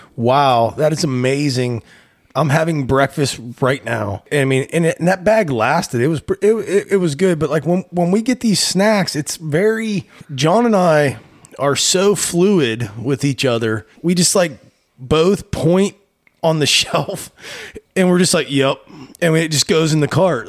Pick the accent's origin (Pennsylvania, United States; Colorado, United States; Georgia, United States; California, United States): Pennsylvania, United States; town along I-79; moved away; we actually stopped in my hometown